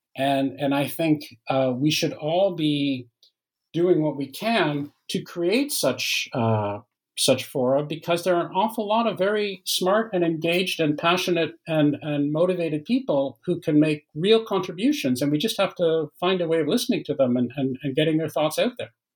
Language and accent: English; Canada; moved away as an adult; also born or lived in Waterloo, Ontario; now in France; I'm Canadian uh, by by origin, uh, although I live in uh, in France now. But I, have lived for many years in Canada